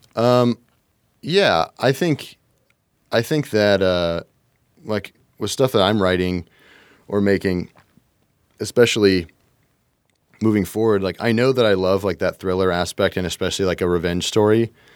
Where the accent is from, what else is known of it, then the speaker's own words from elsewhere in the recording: Kentucky, United States; I'm from Kentucky